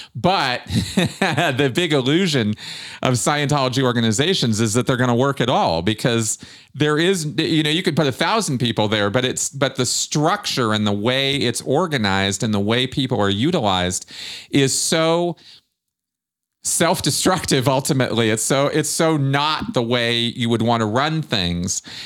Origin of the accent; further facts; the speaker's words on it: United States; growing up in Pasadena, Michigan during the mission holder blow up